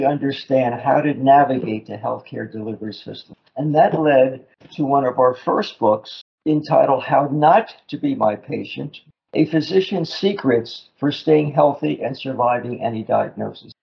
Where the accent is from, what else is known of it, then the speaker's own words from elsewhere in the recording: Newark, New Jersey, United States; I grew up in Newark, New Jersey, across the Hudson River from Manhattan